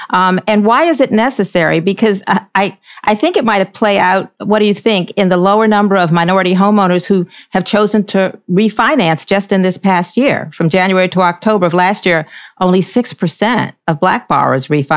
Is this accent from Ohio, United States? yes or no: no; Baltimore, Maryland, United States; now in Charlotte, United States; where I grew up in Baltimore, Maryland